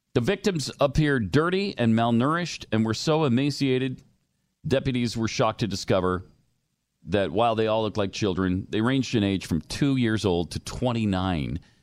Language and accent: English; Montana, United States; I grew up in Montana